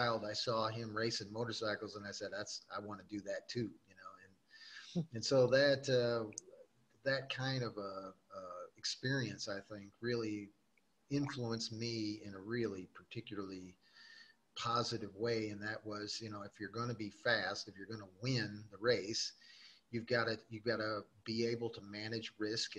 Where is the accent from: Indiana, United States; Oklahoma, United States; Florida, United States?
Indiana, United States; Gary; I was born in Gary, Indiana, which is just outside of Chicago. That was at the time, it was a steel mill town. And unfortunately, in my childhood, I grew up during the kind of the downfall of that industry